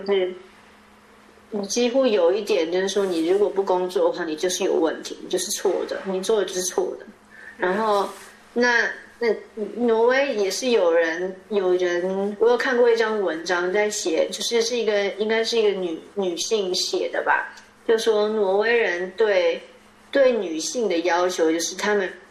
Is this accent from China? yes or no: no; Taipei, Taiwan; first language Chinese; moved away as an adult; now in Norway; 我从小是台北市长大的